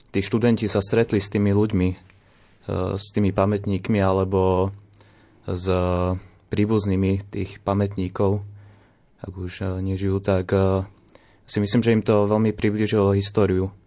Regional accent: Slovakia; also born or lived in Germany; ja som chodil do školy tu na Slovensku, ja som mm-hmm. ako malý bol v Nemecku, ale do, na strednú školu som chodil sem

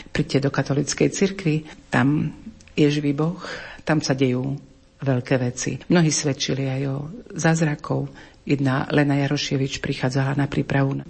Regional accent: Slovakia; moved away as an adult; now in Karaganda, Kazakhstan; že nie, že zo Slovenska

